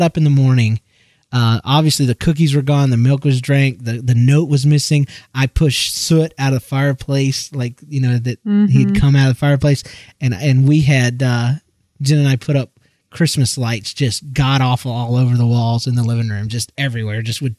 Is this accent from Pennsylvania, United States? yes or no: no; Georgia, United States; accent: southern; we've decided that JL is too hard to say unless you are from Georgia. And I'd have to slip back into my southern accent for that.